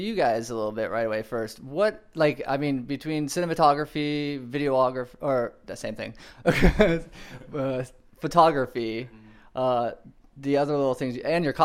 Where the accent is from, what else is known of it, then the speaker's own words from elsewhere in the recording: Orlando, Florida, United States; moved away; I'm from Orlando actually, my mom lives there.